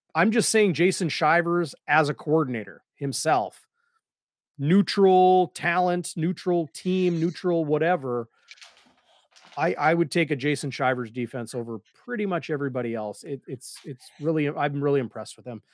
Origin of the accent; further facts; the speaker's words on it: Winnipeg, Manitoba, Canada; when I was a kid growing up in Saint James